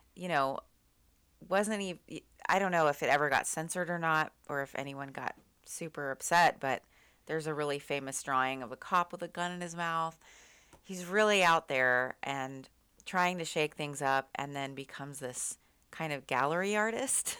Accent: Austin, Texas, United States; now in Seattle, United States; I grew up going to house parties 'cause I'm from Austin

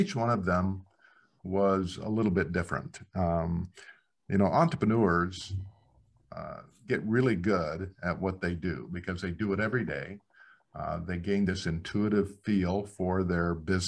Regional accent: Black Hills, South Dakota, United States; I come from the Black Hills in South Dakota. So yeah. Very small community.

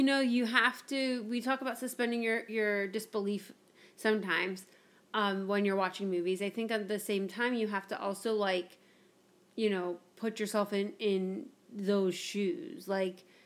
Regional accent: Florida, United States; I grew up in Florida

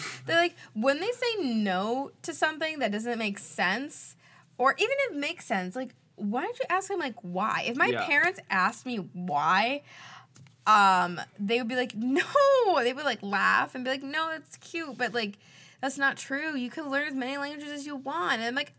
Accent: Batavia, Illinois, United States; as I was growing up in Batavia, my parents were like, you need to learn Spanish, Spanish, Spanish. And, like, I had a Spanish tutor. I studied Spanish all through middle school, except for that 1 year of French

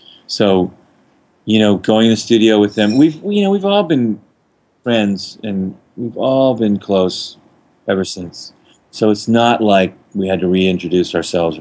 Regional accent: New Orleans, Louisiana, United States; I'm from New Orleans

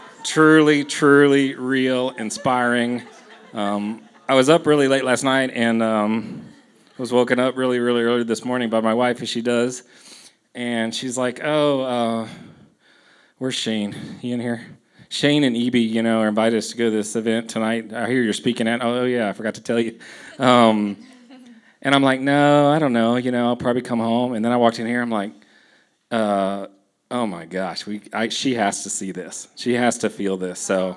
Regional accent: Houston, Texas, United States; You know, I grew up in Houston.

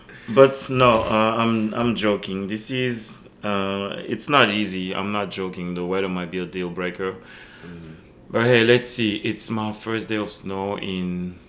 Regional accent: Belgium; born there; Remember, I was born in Belgium, and I always told Belgium invented techno.

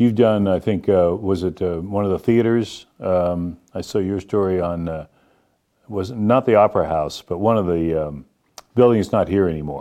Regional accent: Boston, Massachusetts, United States; moved away; I grew up in Boston and never was on a farm

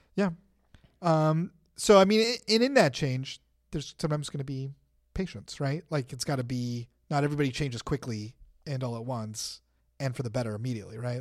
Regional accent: United States; we're American Christians

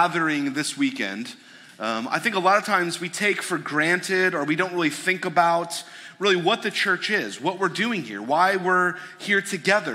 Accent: suburb north of Detroit, Michigan, United States; I grew up in Michigan. I grew up in a suburb north of Detroit

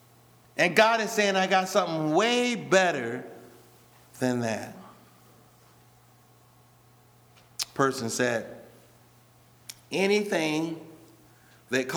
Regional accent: Rockford, Illinois, United States; when I was younger and I'm growing up in Rockford

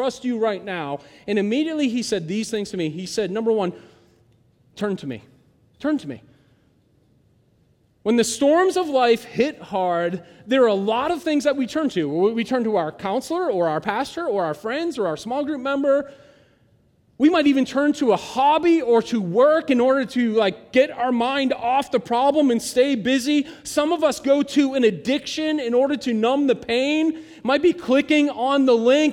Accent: United States; I'm an American

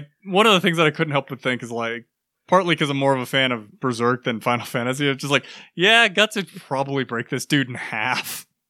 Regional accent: United States; I'm American

